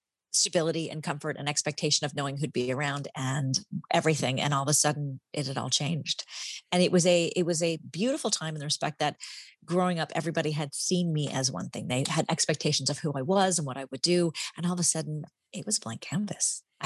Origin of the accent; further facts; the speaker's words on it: Michigan, United States; moved away as an adult; also born or lived in Paris; I grew up in Michigan like you